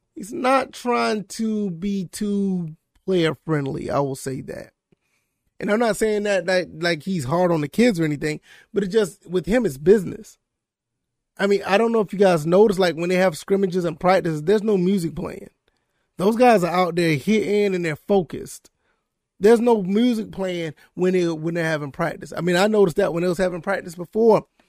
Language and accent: English; Savannah, Georgia, United States; now in South Carolina, United States; I grew up in the Savannah, Georgia area.